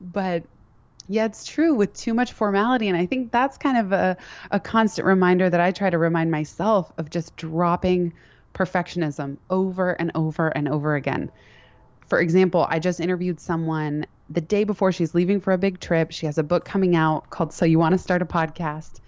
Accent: San Francisco, California, United States; also born or lived in Palo Alto; now in New York City, United States; I grew up in San Francisco and Palo Alto

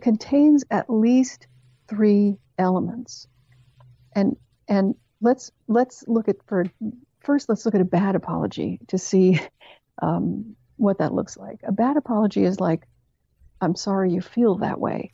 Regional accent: Canada; from Canada, where I grew up

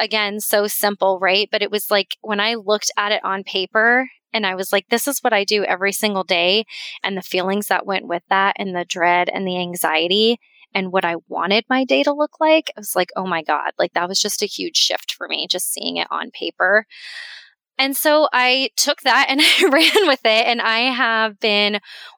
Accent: Colorado, United States; moved away as an adult; also born or lived in Florida; now in Sarasota, United States; I'm from Colorado, and that's where my group practice was

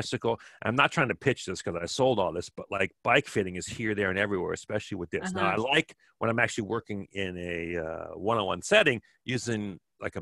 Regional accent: Kenosha, Wisconsin, United States; my house where I grew up in Kenosha, Wisconsin.

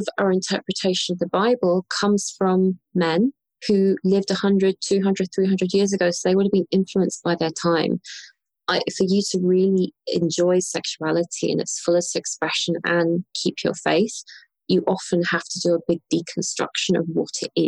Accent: London, United Kingdom; And so I'm British. I grew up in London.

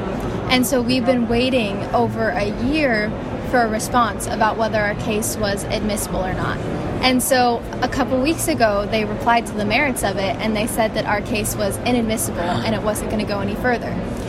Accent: New York City, New York, United States; I am from New York City and I'm from the United States.

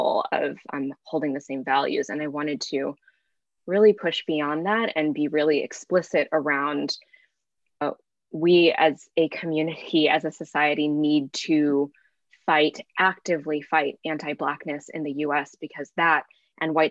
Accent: Bay Area, California, United States; growing up in the Bay Area. I grew up in a time here

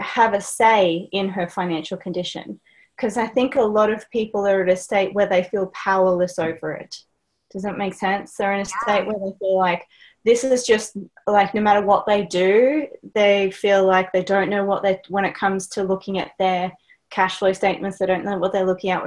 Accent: Australia; accent: Australian; my accent, I'm Australian

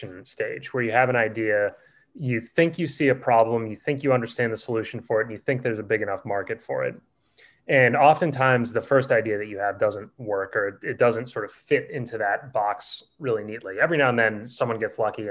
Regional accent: Boston, Massachusetts, United States; moved away as an adult; also born or lived in California; I grew up in Boston and stayed there for 18 years

